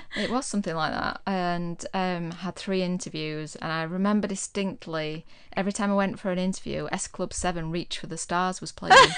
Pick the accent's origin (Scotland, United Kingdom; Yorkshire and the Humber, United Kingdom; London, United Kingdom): Yorkshire and the Humber, United Kingdom; Huddersfield; moved away as an adult; also born or lived in Plymouth; I was from Huddersfield